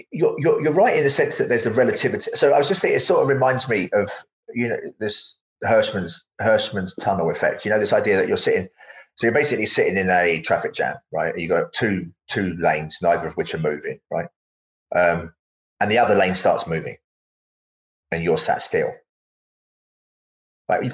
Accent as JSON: {"language": "English", "region": "London", "country": "United Kingdom", "tie": "born or raised there", "said": "having been born in the East End of London, I wasn't really around nature very much"}